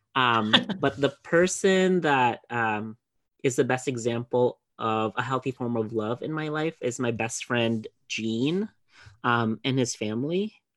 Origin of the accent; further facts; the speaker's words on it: Philippines; growing up in the Philippines, my dad worked